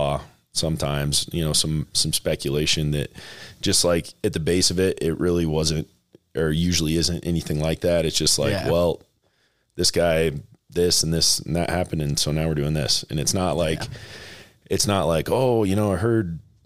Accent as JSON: {"language": "English", "town": "Shelton", "region": "Nebraska", "country": "United States", "tie": "born or raised there", "said": "I grew up in Shelton, Nebraska"}